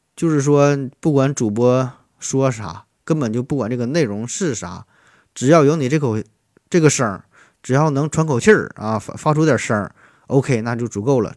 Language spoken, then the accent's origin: Chinese; Shenyang, Liaoning, China; 我老家在东北，在沈阳，啊，我，我家在沈阳的一个小农村儿